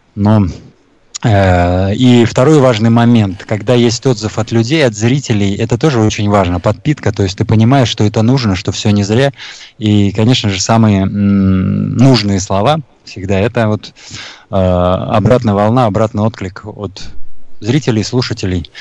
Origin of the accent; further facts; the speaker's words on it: Taboshar, Sughd, Tajikistan; now in Bashkortostan, Russia; Родился я в Средней Азии, э, в Таджикистане, в маленьком поселке Табашар